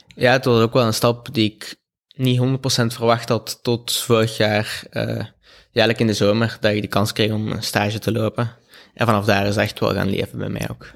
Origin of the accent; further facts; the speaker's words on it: Belgium; als Belg